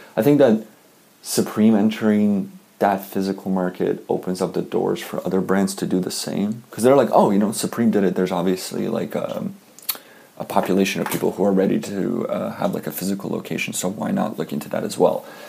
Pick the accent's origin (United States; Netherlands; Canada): Canada; I'm Canadian